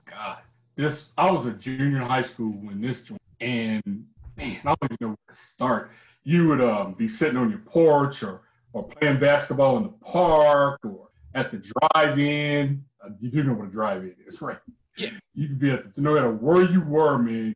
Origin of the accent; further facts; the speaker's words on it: Midwest, United States; And in my hometown, man, we had so much talent, man. The Midwest was it was a hotbed of talent